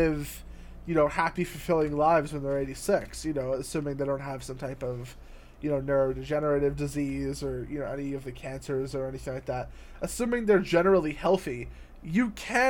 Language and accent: English; United States; I'm an American